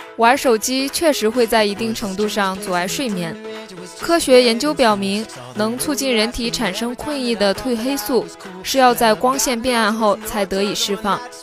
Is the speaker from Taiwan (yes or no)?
no; China; 身为一个中国人